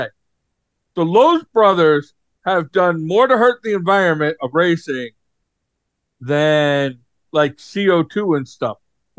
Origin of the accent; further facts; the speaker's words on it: United States; as an American